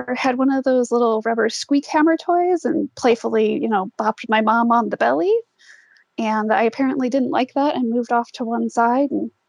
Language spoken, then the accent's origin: English; Chicago, Illinois, United States; I was born in the Chicagoland area in the early 1980s